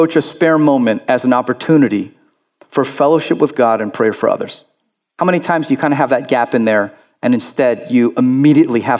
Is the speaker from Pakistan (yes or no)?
no; Florida, United States; I grew up in Florida